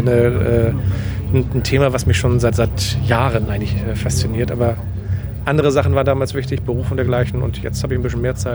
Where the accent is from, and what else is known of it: Hamburg, Germany